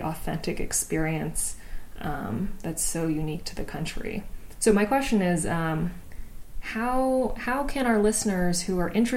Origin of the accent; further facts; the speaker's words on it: United States; I'm from the States